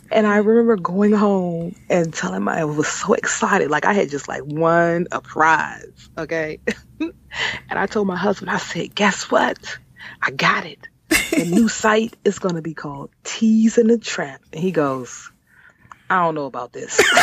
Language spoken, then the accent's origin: English; Washington, District of Columbia, United States; moved away as an adult; now in Maryland, United States; I was born and raised in Washington D.C.